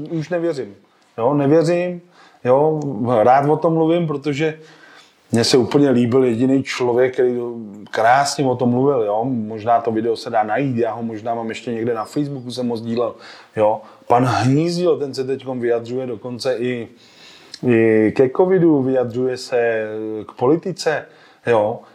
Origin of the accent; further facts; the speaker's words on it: Sokolov, Karlovy Vary Region, Czechia; also born or lived in Klatovy / Prague; jsem rodilej Klatovák, jo, pocházím z Klatov, ale eh, od raného dětství jakoby bydlím v Sokolově, protože se tam rodiče předstěhovali